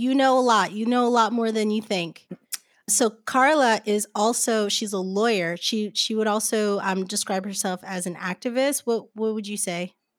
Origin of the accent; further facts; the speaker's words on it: New Jersey, United States; also born or lived in Brooklyn, New York / Haiti (ancestry); now in Los Angeles, United States; My family's from Haiti, but I was born and raised in New Jersey and then schooled on the streets of Brooklyn.